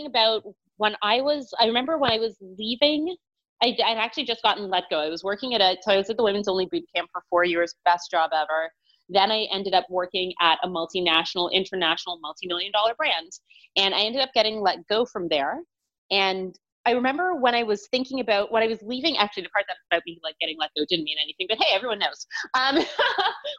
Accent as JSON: {"language": "English", "town": "Toronto", "region": "Ontario", "country": "Canada", "said": "I'm from Toronto, Ontario"}